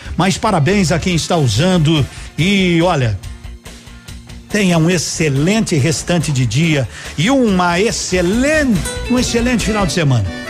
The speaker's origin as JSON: {"language": "Portuguese", "country": "Brazil"}